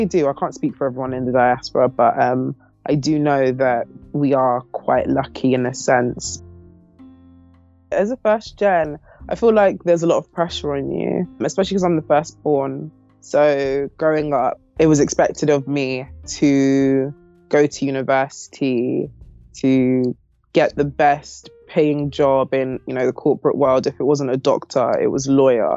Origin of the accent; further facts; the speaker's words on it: London, United Kingdom; I was born in London, pretty much grown here my whole life